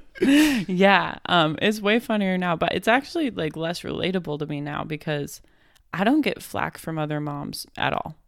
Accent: Fort Collins, Colorado, United States; moved away as an adult; now in Florida, United States; I grew up in Fort Collins.

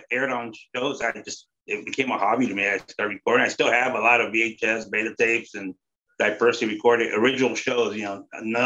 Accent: Bay Area, California, United States; I grew up here in the Bay Area

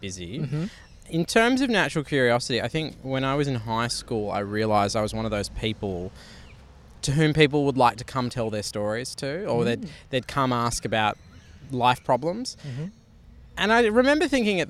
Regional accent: Sydney, New South Wales, Australia; also born or lived in Canberra; I was born in Sydney.

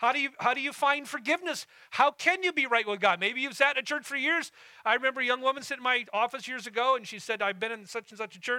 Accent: near Death Valley, California, United States; moved away; I grew up very near Death Valley in California.

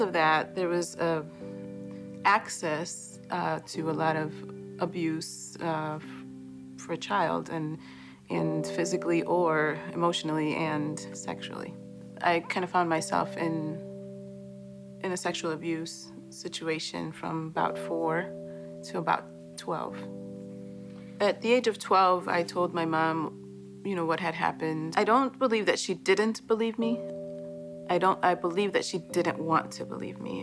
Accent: Chicago, Illinois, United States; also born or lived in Boston, Massachusetts; I was born in Boston. Uh, when I was two, we moved to Chicago after my parents had separated

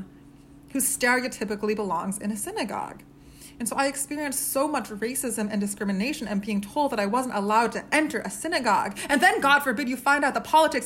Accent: Maine, United States; I grew up in Maine

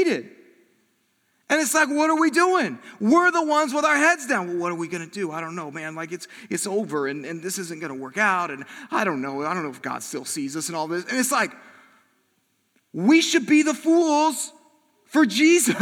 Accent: South Bend, Indiana, United States; moved away; I'm from South Bend

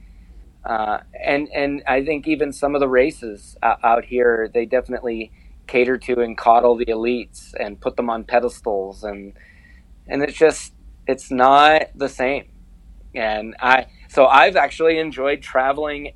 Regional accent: East Coast, United States; moved away as an adult; also born or lived in New England; now in Colorado, United States; I'm from the East Coast, and the first 6 years that I was an ultra runner, I used to run ultras in New England

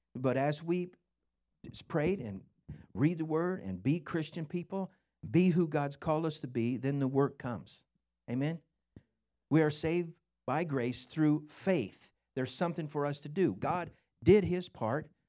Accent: Scotland, United Kingdom; I'm Scottish

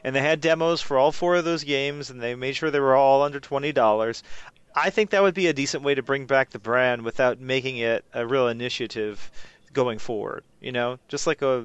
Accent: United States; I'm American

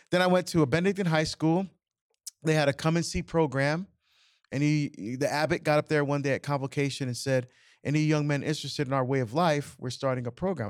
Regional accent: Barbados; now in United States; I was born in Barbados, immigrant to the United States

